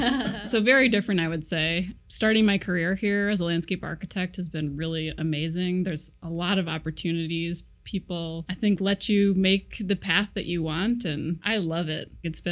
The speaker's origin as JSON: {"language": "English", "region": "Iowa", "country": "United States", "tie": "born or raised there", "also_born_or_lived": "Chicago / Twin Cities", "moved": "yes", "lives_now": "Seattle, United States", "said": "I'm from Iowa, but I've lived in Chicago, Twin Cities, back to Iowa, mm-hmm. back to the Twin Cities, and then out here to Seattle."}